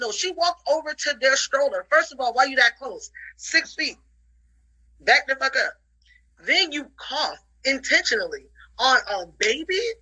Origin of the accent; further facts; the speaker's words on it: New York City, New York, United States; I grew up in the Bronx in the 80s.